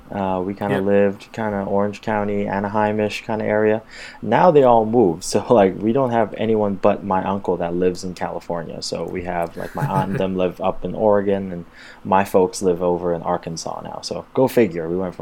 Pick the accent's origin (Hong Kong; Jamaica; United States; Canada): Hong Kong; born there; I was born in Hong Kong. And, you know, as everybody may have heard, this is kind of like airsoft central here.